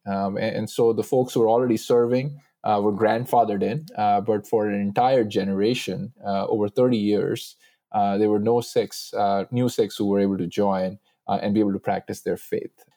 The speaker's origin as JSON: {"language": "English", "country": "United States", "said": "as an American, as a Sikh"}